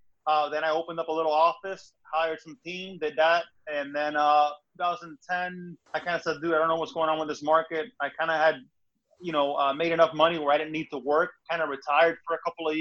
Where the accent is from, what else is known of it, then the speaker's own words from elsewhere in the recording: Miami, Florida, United States; moved away as an adult; also born or lived in Connecticut; I'm from Miami, Florida, born and raised, Cuban parents, immigrant type story.